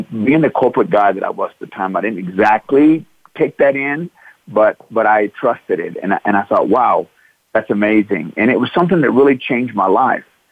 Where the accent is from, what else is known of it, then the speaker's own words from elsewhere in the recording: Midlothian, Texas, United States; I grew up Midlothian, Texas